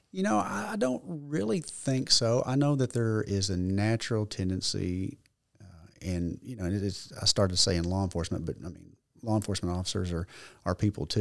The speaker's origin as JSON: {"language": "English", "town": "Leachville", "region": "Arkansas", "country": "United States", "tie": "born or raised there", "also_born_or_lived": "Paragould, Arkansas / Jonesboro, Arkansas / Little Rock, Arkansas", "said": "My mother, brother, and I moved in with my grandmother in Leachville, so I grew up in Mississippi County"}